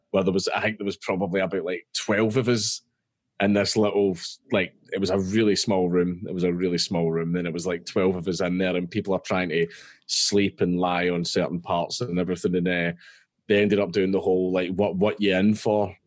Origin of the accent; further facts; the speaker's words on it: Scotland, United Kingdom; I'm Scottish